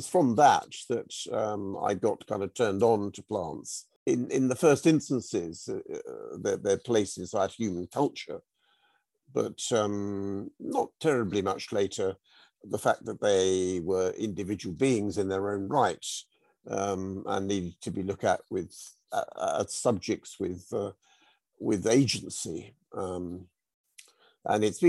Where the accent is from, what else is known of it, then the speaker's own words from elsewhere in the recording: United Kingdom; moved away as an adult; now in South Norfolk, United Kingdom; I grew up in the Chilterns, on the Hertfordshire Buckinghamshire border, and I spent most of the first sort of three quarters of my life there.